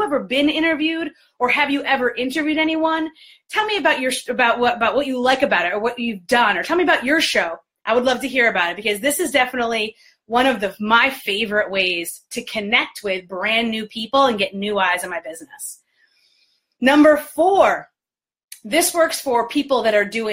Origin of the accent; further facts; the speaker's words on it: New York, United States; now in Detroit, United States; I was born and raised in New York. I'm based in Detroit